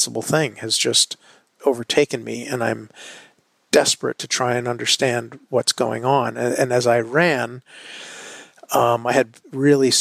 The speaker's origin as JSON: {"language": "English", "town": "New York City", "region": "New York", "country": "United States", "said": "as a New Yorker"}